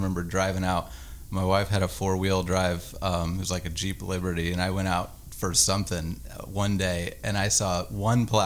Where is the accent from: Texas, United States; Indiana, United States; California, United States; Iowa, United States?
Indiana, United States; moved away as an adult; also born or lived in Arkansas; I'm from Indiana. All my family's there, and it's just home to me